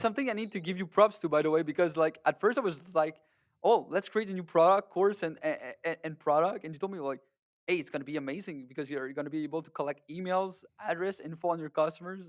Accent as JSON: {"language": "English", "country": "Canada", "said": "we're all Canadian or people that, that live in America"}